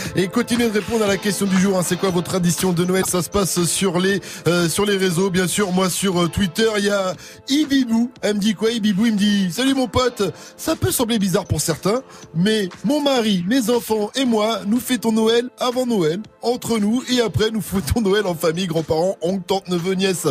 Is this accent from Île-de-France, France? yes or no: yes; Paris suburbs, Île-de-France, France; quand t'es banlieusard et que t'habites à Paris, en Ile-de-France, tu dis je suis parisien